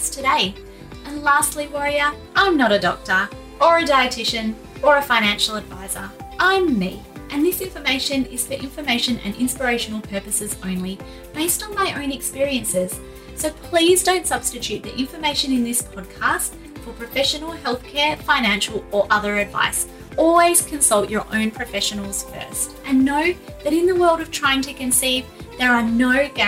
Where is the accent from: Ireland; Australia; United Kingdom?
Australia; accent: Aussie; my Aussie accent